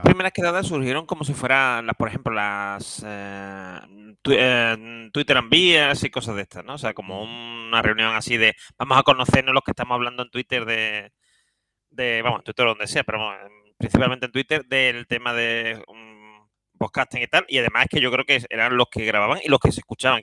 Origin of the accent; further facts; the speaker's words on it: Seville, Andalusia, Spain; soy un sevillano